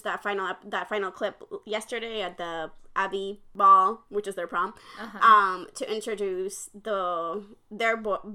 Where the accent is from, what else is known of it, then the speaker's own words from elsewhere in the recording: Puerto Rico; I come from Puerto Rico, which is very Spanish. Like, our Spanish roots are very strong, and we're very Catholic